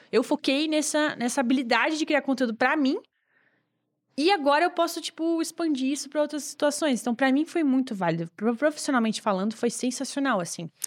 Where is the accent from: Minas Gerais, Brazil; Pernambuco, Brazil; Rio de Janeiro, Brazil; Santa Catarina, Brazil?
Santa Catarina, Brazil; Joinville; moved away; Eu sou de Joinville, que era uma cidade lá em Santa Catarina, é a maior de estado, na verdade. E eu uh, morava lá